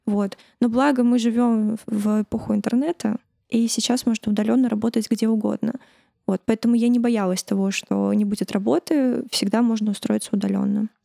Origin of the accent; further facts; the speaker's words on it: Tashkent, Uzbekistan; now in Russia; я росла э, в Ташкенте, в русской среде, училась в русском классе, в русской школе